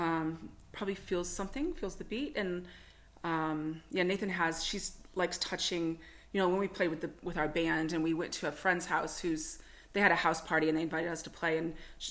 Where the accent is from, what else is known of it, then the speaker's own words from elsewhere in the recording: United States; moved away as an adult; now in Toowoomba, Australia; I'm American